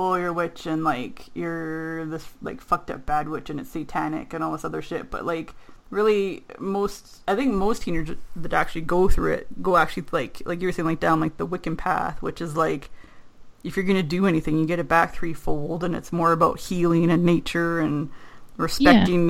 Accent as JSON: {"language": "English", "country": "Canada", "said": "being Canadian"}